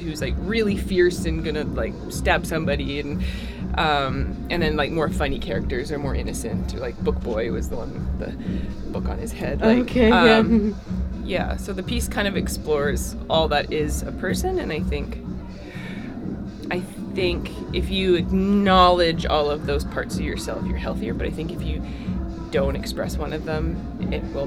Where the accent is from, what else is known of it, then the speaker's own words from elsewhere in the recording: Alberta, Canada; now in Winnipeg, Canada; I'm from Alberta, so it's like there's that little home heart in my head